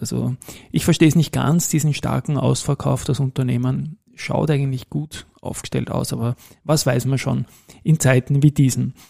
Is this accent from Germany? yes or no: no; Austria; bei uns in Österreich